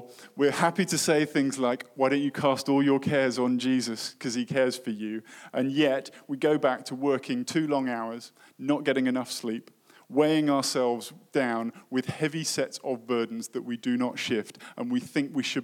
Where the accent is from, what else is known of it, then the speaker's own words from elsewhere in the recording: United Kingdom; in my home country, in the UK